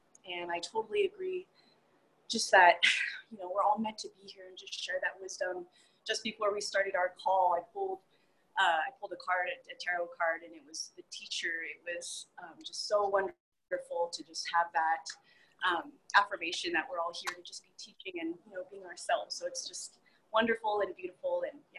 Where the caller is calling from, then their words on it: Manitou Springs, Colorado, United States; So I'm here in Manitou Springs, Colorado, and my business is Reiki Womb.